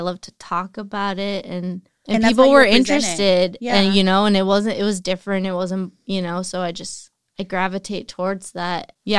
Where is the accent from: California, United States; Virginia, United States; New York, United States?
California, United States; Salinas; now in Los Angeles, United States; I lived down the block, but like my school was. My favorite thing I would talk about in LA is like growing up in Salinas. Kids are mean here.